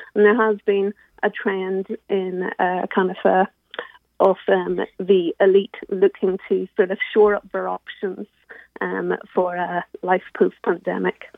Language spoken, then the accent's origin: English; Northern Ireland, United Kingdom; now in London, United Kingdom; I'm from Northern Ireland